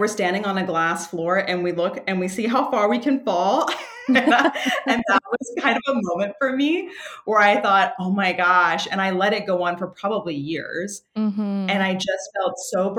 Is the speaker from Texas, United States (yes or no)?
no; Washington, District of Columbia, United States; I come from Washington, D.C. I have a whole like East Coast vibe